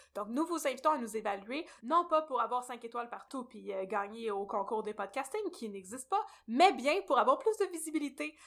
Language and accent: French; near Brossard, Quebec, Canada; j'ai grandi tout près de Brossard